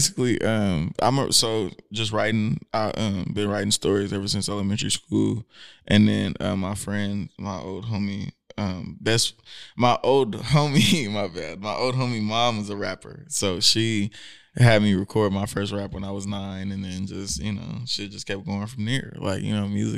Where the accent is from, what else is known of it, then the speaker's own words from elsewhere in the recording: Hercules, California, United States; moved away as an adult; also born or lived in San Francisco / Oakland; now in Sacramento, United States; So I'm from Hercules